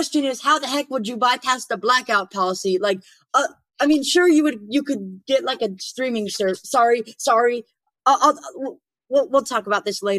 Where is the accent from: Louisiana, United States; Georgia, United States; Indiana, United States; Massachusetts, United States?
Georgia, United States; Atlanta; I'm from Atlanta.